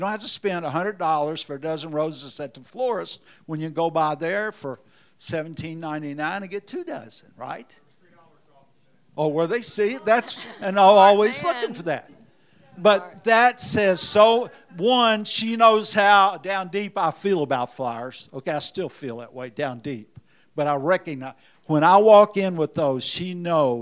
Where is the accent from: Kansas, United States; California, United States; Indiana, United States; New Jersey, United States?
Indiana, United States; now in Memphis, United States; I'm from Indiana